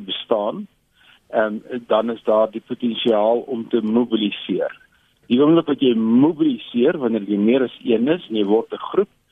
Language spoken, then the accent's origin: Afrikaans; South Africa